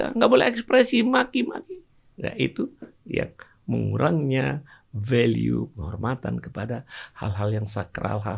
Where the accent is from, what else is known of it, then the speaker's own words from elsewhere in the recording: Aceh, Indonesia; born there; Dulu waktu saya kecil misalnya, saya lahir di Aceh. Ada istilah-istilah bahasa Aceh itu yang kalau kita ucapkan